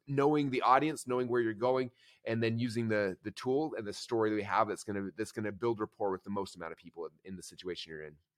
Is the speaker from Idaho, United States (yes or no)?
yes; Boise, Idaho, United States; I'm from Boise, Idaho